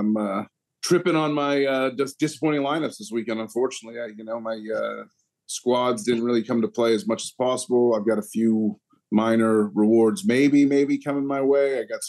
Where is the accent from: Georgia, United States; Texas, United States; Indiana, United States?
Texas, United States; Austin; moved away as an adult; now in Charlotte, United States; before I moved to Charlotte, Austin is my hometown.